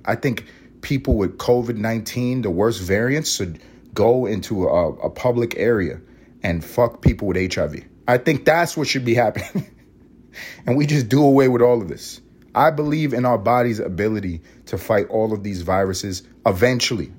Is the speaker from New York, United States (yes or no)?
yes; New York City, New York, United States; also born or lived in Los Angeles, California; now in Atlanta, United States; I grew up in Harlem, not too far from the Bronx